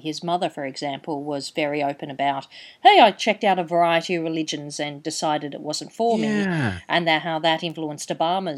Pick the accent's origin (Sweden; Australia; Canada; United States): Australia; Perth, Western Australia; my hometown for the Perth Writers, for the Perth International Festival